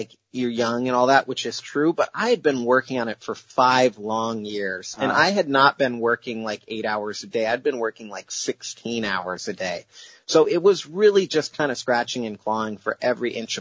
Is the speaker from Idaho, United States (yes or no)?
yes; Idaho, United States; now in Seattle, United States; growing up in Idaho, where there's no investors or entrepreneurs or venture capitalists